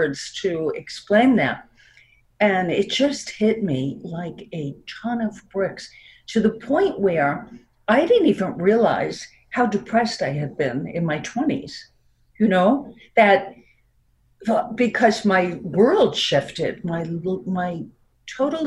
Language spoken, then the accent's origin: English; New York, United States; accent: New York; also born or lived in Florida; now in Connecticut, United States; I still have my New York accent